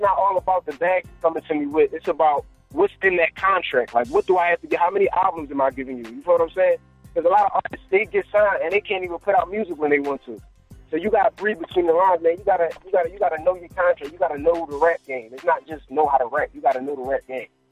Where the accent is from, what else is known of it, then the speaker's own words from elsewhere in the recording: Philadelphia, Pennsylvania, United States; I'm from Philly, uptown area